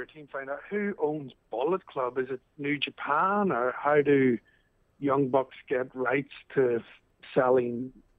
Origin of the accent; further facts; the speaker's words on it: Ireland; now in Australia; I'm not originally from Australia. I'm actually Irish.